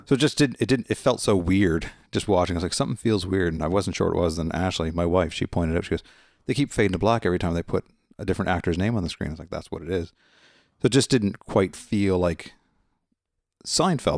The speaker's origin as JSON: {"language": "English", "region": "Nova Scotia", "country": "Canada", "said": "I'm from Nova Scotia, Canada"}